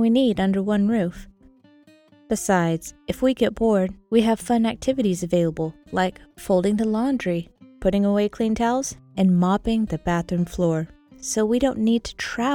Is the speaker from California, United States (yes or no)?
no; Texas, United States; we're from Texas